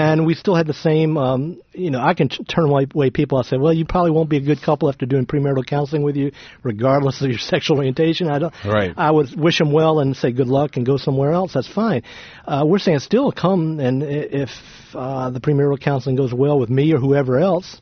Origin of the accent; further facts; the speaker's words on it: the South, United States; I'm from the South.